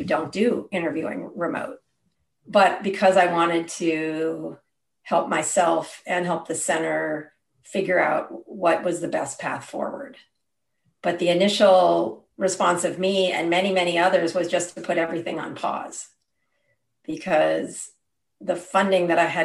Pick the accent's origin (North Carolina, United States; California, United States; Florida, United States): California, United States; Berkeley; I grew up in Berkeley